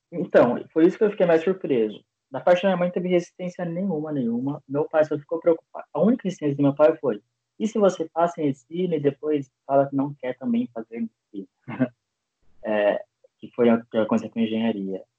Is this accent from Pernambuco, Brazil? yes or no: no; Bauru, São Paulo, Brazil; moved away as an adult; now in Campinas, Brazil; eu sou de Bauru, interior de São Paulo também